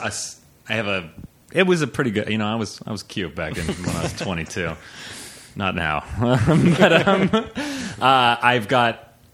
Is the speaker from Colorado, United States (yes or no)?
yes; Aspen, Colorado, United States; moved away as an adult; also born or lived in Chiapas, Mexico / Hopi and Lakota reservations; now in Los Angeles, United States; I grew up in Aspen, Colorado / in Mexico with my with my famous, infamous mother.